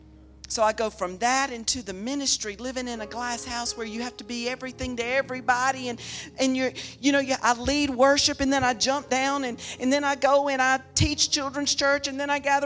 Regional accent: the South, United States; I was raised in the South

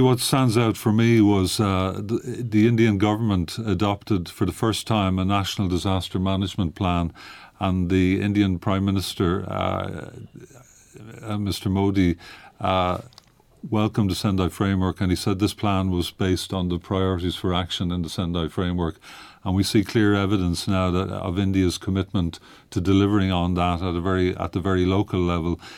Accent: Ireland; now in Geneva, Switzerland; I'm from Ireland originally.

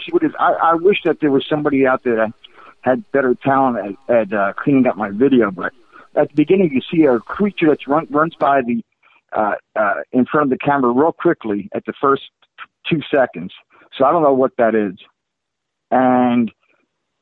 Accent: South River, New Jersey, United States; moved away as an adult; now in Florida, United States; I was born and raised in Jersey, in South River, New Jersey

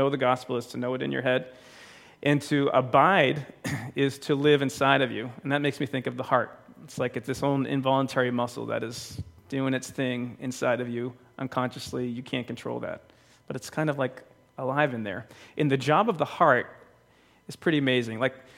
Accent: Bridgewater, Massachusetts, United States; We belonged to a church called St. John's when I was growing up. I'm from Bridgewater, Massachusetts.

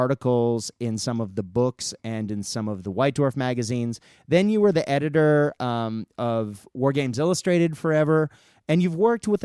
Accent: United States; moved away as an adult; now in Australia; I'm American by birth and Australian now

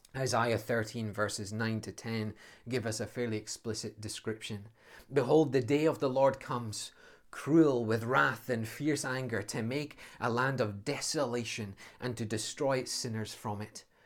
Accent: Scotland, United Kingdom; as a Scotsman

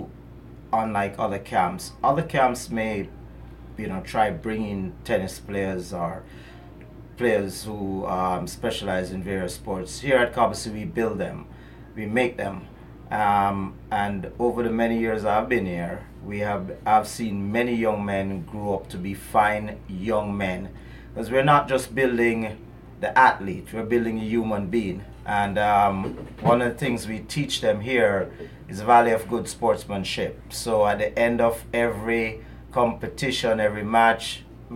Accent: Jamaica; I am from Jamaica

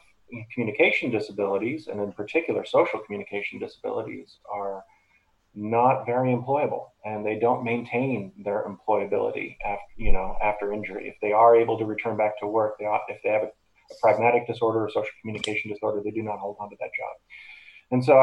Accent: Boston, Massachusetts, United States; also born or lived in Chicago; I got a job over at Spalding Rehab in Boston, where I grew up in the Boston area

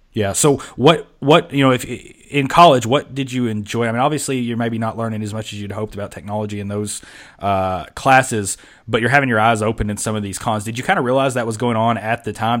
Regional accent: Kentucky, United States; now in Georgia, United States; I'm from Kentucky

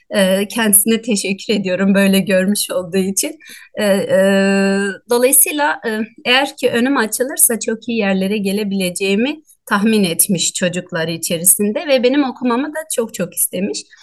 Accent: Doğubayazıt, Ağrı Province, Turkey; E, Ağrı Doğu Beyazıt ilçesinin Karabulak köyünde doğdum.

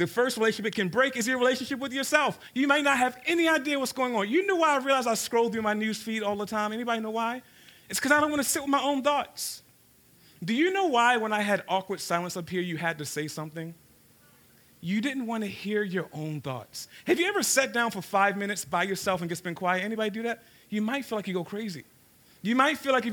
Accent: Baltimore, Maryland, United States; I grew up in South Baltimore in a place called Cherry Hill

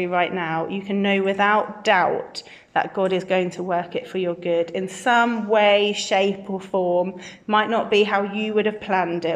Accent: Birmingham, West Midlands, United Kingdom; also born or lived in Brighton; I'm from Birmingham, born and bred in King Standing, just down the road

